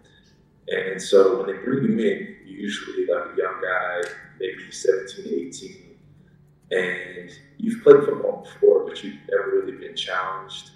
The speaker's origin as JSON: {"language": "English", "town": "Rock Hill", "region": "South Carolina", "country": "United States", "also_born_or_lived": "Germany", "moved": "yes", "said": "I'm from Rock Hill, South Carolina, originally."}